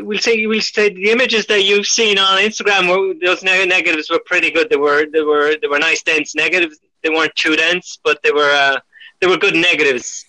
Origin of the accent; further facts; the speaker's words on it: Ireland; moved away as an adult; now in France; I'm Irish